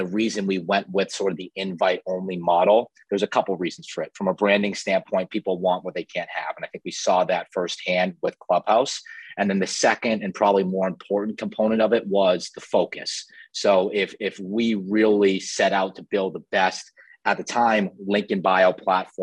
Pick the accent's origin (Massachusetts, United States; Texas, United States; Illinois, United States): Massachusetts, United States; Boston; I'm originally from Boston